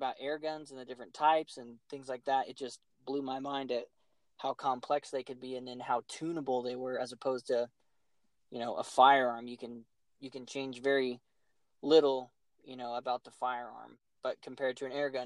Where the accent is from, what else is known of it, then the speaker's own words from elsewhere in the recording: Colorado, United States; I was born in Colorado